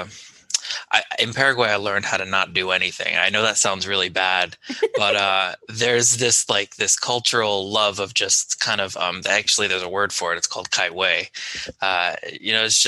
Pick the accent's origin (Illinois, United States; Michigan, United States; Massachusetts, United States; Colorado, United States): Massachusetts, United States; Agawam; I grew up in Western Massachusetts. I went to school in Agawam Public Schools.